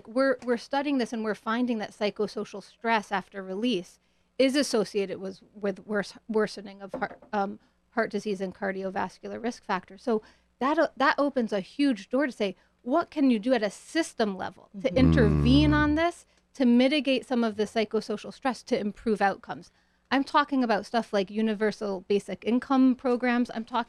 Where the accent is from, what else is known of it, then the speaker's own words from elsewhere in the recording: New Haven, Connecticut, United States; also born or lived in Boston; I grew up in New Haven, partly. And then in Boston.